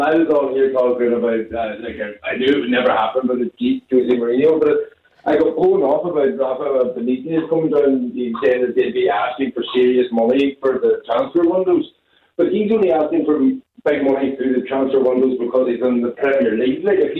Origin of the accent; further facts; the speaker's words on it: Ireland; I'm an Irishman